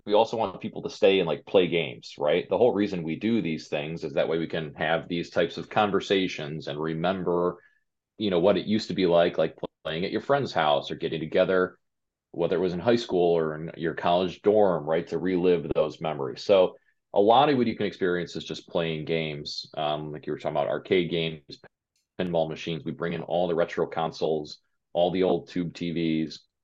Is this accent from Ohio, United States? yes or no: yes; Westlake, Ohio, United States; also born or lived in California; now in Cleveland, United States; We're Cleveland natives. Um, just she grew up in Brooklyn, I grew up in Westlake